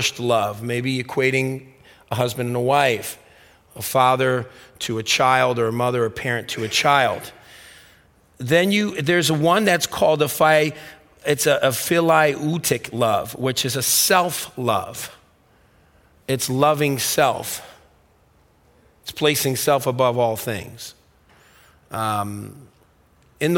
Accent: Stamford, Connecticut, United States; When I grew up in Stamford, Connecticut

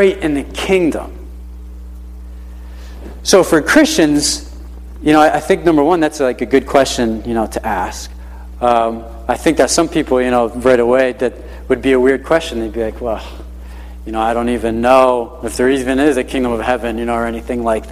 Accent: Hartford, Connecticut, United States; moved away as an adult; now in Naugatuck, United States; I grew up in the Hartford area.

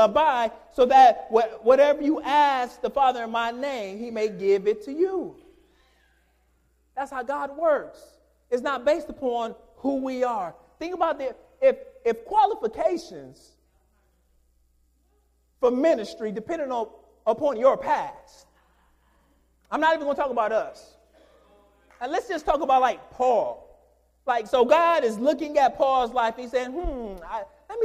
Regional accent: Detroit, Michigan, United States; Growing up in Detroit

